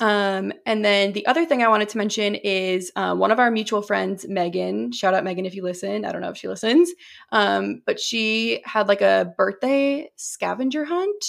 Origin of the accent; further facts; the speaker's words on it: New Hampshire, United States; moved away; also born or lived in Massachusetts; I moved from Massachusetts to New Hampshire when I was, like, eight years old